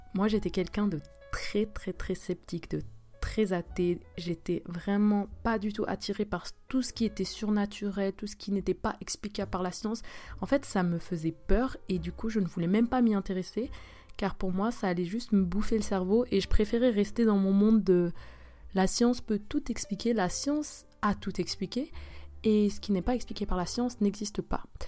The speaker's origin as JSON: {"language": "French", "country": "Switzerland", "first_language": "French", "moved": "as an adult", "lives_now": "South Korea", "said": "je suis une Suisse qui vit en Corée du Sud"}